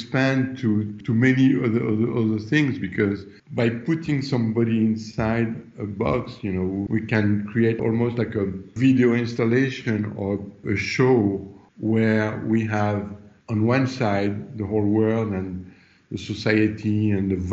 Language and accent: English; France; moved away as an adult; also born or lived in Los Angeles; I'm from France and I, Los Angeles at the time, I've been in Los Angeles for 9 years.